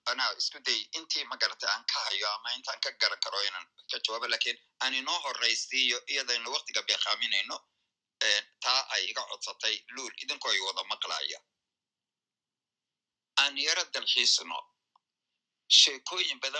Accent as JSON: {"language": "Somali", "region": "Aden", "country": "Yemen", "tie": "born or raised there", "also_born_or_lived": "London", "moved": "as an adult", "said": "anigu asal ahaan siciidaan reer cadmeed baan ahaa yani micna waxa dadka cadan ku koray ku barbaaray wax ku bartay ka shaqeeyey ee ilaa intaan dhowr iyo labaatan jir noqonayay halkaasaan joogay cadan aabahay waa reer cadmeed"}